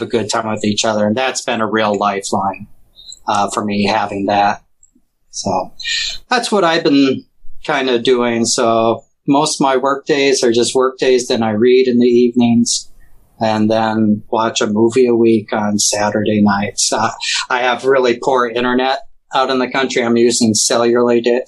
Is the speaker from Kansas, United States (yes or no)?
no; Missouri, United States; especially being down in Missouri, which was a slave state